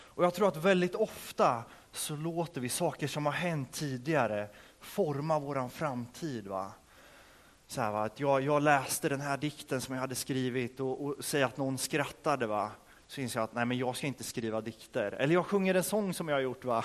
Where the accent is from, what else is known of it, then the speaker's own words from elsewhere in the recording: Örebro County, Sweden; hemma i, där jag kommer ifrån, utanför Örebro